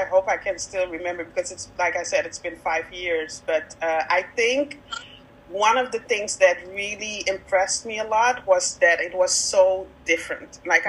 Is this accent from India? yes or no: no; Netherlands; also born or lived in Victoria, Canada; I am from the Netherlands.